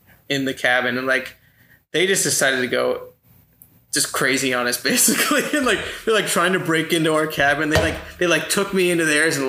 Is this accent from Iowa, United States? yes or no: yes; Glenwood, Iowa, United States; moved away as an adult; also born or lived in Omaha, Nebraska; now in Lincoln, United States; we moved to a small town in Iowa just right across the river, and that's where I kind of grew up with Mitch